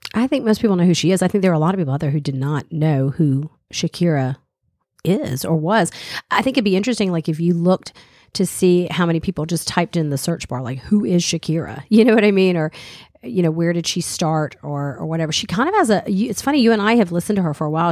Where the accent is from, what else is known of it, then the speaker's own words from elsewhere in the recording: the South, Southern United States, United States; accent: Southern; moved away; also born or lived in Boston; I don't even think I really have, you know, a Southern accent